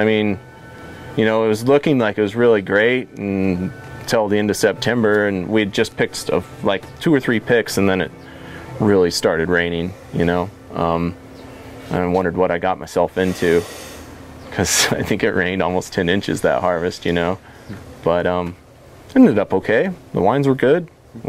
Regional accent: Pacific Northwest, United States; I grew up in the Northwest, so the Northwest culture is real here.

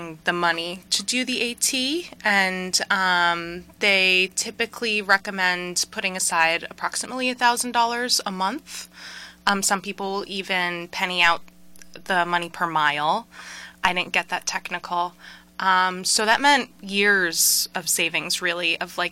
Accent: Hudson Valley, New York, United States; moved away as an adult; now in Windham, Connecticut, United States; the town where I grew up in New York

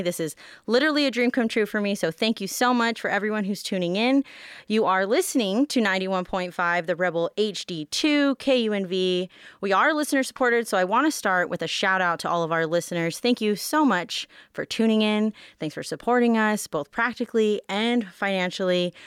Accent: Las Vegas, Nevada, United States; I'm born and raised here

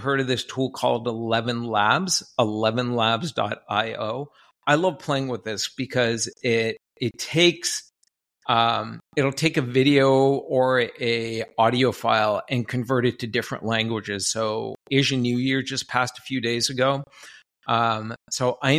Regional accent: Canada; I'm from Canada

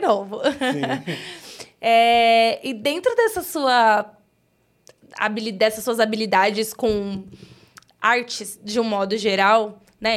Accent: São Paulo, Brazil; now in Osasco, Brazil; Eu moro em Osasco, mas sou cria do Grajaú

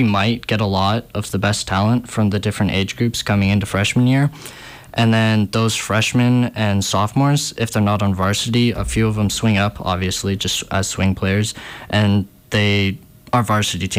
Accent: Montana, United States; I'm from Montana

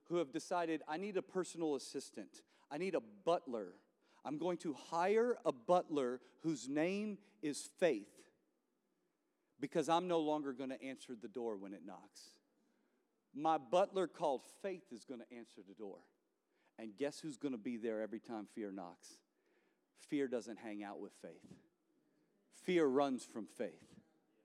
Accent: New Orleans, Louisiana, United States; I'm from New Orleans

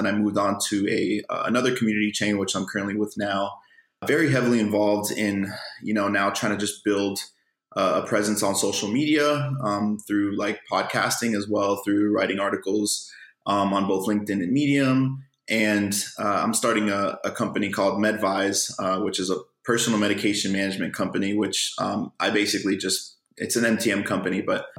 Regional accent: Miami, Florida, United States; So I was raised in Miami, Florida, And I went to undergraduate down here

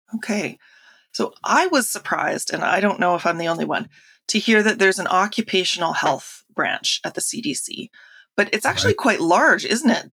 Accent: Canada; I'm firstly Canadian

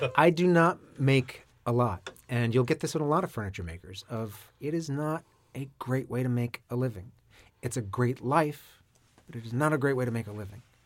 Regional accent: Maine, United States; I grew up in Maine.

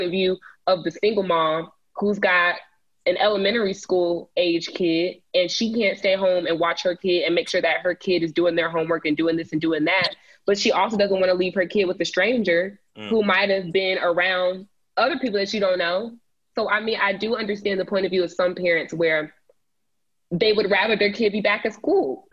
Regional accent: Cobb County, Georgia, United States; my county, my hometown county, Cobb County

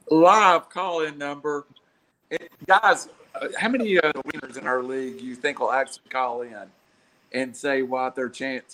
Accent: Tennessee, United States; I said I was from Tennessee. People assumed I was from Nashville.

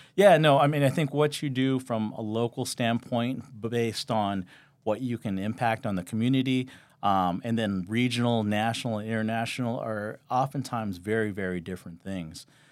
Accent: Los Angeles, California, United States; moved away as an adult; now in Las Vegas, United States; I grew up in Southern California, L A, and I know when most people say L A, they say some kind of, you know, suburb or whatnot in L A, and I literally grew up right around downtown L A and, um, the Echo Park area

